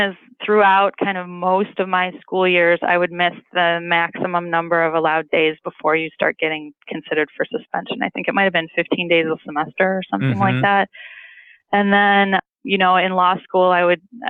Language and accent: English; Detroit, Michigan, United States; accent: thick Midwestern; moved away as an adult; now in Oakland, United States; I'm originally from Detroit, which is where this thick Midwestern accent comes from